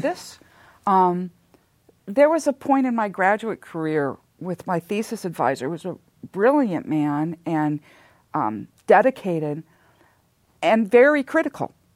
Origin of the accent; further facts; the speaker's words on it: Southern California, United States; also born or lived in Santa Monica; I am a native Southern Californian. I was born in Santa Monica and spent almost all of my childhood, uh, somewhere in Southern California